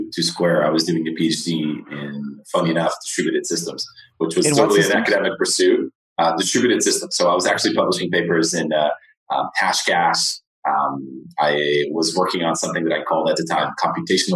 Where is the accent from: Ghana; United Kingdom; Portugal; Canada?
Portugal; moved away as an adult; also born or lived in United States / Lisbon, Portugal; now in San Francisco, United States; I was actually born in the U.S., but I went back when I was 3. But I grew up in Portugal. All my education was in Portugal